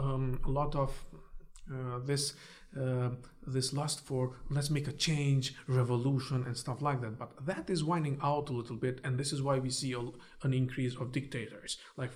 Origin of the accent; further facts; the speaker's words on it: Istanbul, Turkey; now in United States; When somebody asks me, where are you from? I tell them I'm from Istanbul. I'm Istanbullu.